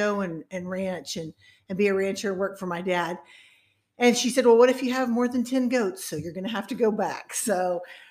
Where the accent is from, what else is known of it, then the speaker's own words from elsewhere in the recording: Uvalde, Texas, United States; I grew up in Uvalde, and I went to college at Texas A&M